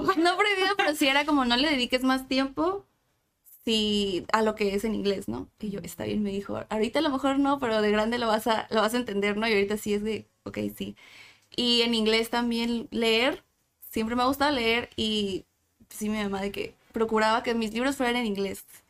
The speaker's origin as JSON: {"language": "Spanish", "town": "Tijuana", "region": "Baja California", "country": "Mexico", "tie": "born or raised there", "also_born_or_lived": "San Diego", "said": "de Tijuana, nací en San Diego, pero toda mi vida he vivido y estudiado en Tijuana"}